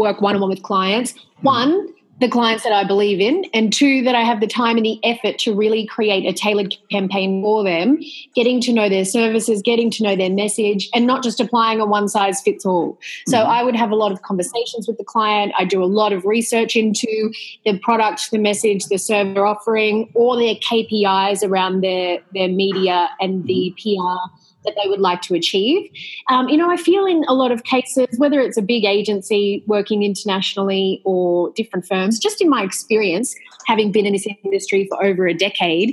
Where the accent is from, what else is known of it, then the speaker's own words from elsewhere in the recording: Australia; now in Greece; I'm Australian, but I live in Greece